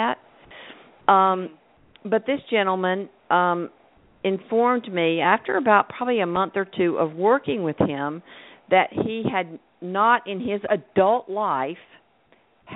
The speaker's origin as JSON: {"language": "English", "region": "North Carolina", "country": "United States", "moved": "yes", "said": "I'm from North Carolina"}